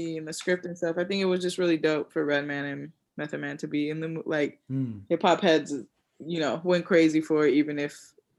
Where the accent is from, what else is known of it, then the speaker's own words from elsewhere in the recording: Oakland, California, United States; now in New York, United States; I'm from Oakland, born and raised, a place where weed was legalized a long time ago